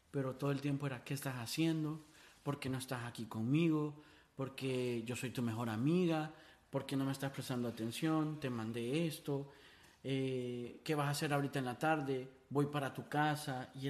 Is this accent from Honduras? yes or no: yes; Honduras; Yo, yo cuando me mudé de Honduras se me olvidó la gente.